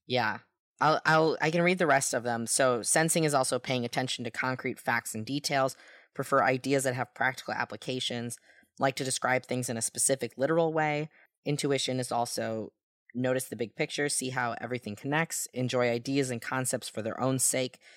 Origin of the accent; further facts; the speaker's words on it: United States; I'm an American